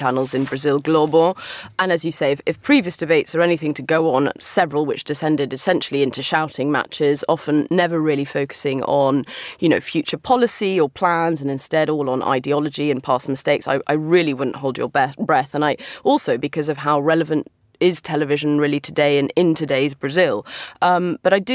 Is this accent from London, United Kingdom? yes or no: yes; London, United Kingdom; moved away; my hometown of London